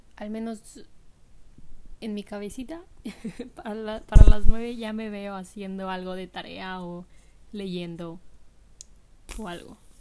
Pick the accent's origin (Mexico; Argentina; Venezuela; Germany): Mexico; moved away; yo soy de México